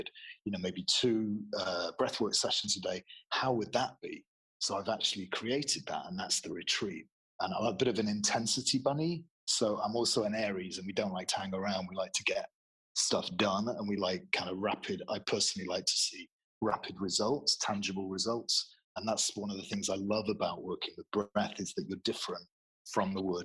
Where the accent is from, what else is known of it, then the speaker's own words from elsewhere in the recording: Manchester, North West England, United Kingdom; moved away as an adult; I'm from Manchester